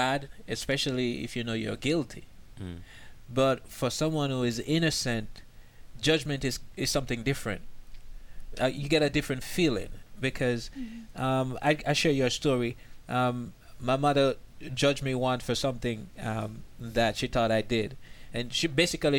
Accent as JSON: {"language": "English", "country": "Jamaica", "moved": "as an adult", "lives_now": "United States", "said": "I'm originally from Jamaica"}